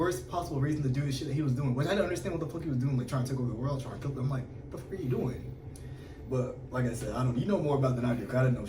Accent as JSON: {"language": "English", "region": "Texas", "country": "United States", "said": "I'm a military brat. I'm from Texas."}